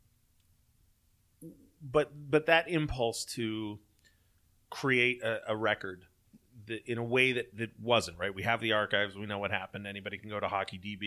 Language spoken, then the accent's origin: English; Southern California, United States; I grew up in Southern California. My family's Canadian.